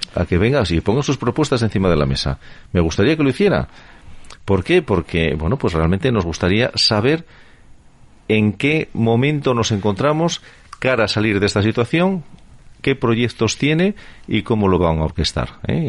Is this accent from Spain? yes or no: yes; Spain; así somos los españoles